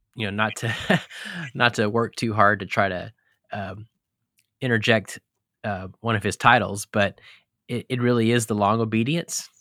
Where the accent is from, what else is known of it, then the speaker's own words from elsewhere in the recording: Texas, United States; also born or lived in Colorado / Clemson, South Carolina / Charlottesville, Virginia; now in Holland, Michigan, United States; I grew up in Texas, and I've lived in Colorado and pastored in Clemson, South Carolina, and Charlottesville, Virginia, and now we're in Holland, Michigan